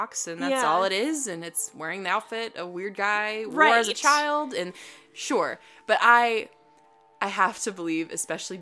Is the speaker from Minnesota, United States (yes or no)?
no; Denver, Colorado, United States; now in Texas, United States; I grew up in Denver, Colorado